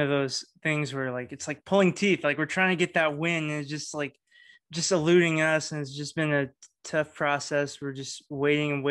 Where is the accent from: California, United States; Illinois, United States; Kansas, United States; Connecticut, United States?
California, United States; Martinez; now in Livermore, United States; my hometown, Martinez, is only 35,000 people